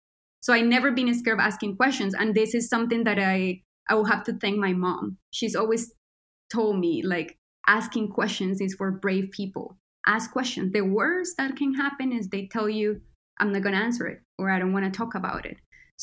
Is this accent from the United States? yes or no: no; Colombia; born there; I was born in Colombia, so I was also touched by violence.